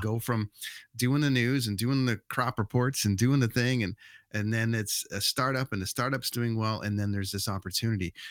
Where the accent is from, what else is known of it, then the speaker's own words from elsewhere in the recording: Canada; also born or lived in Vancouver; we as Canadian kids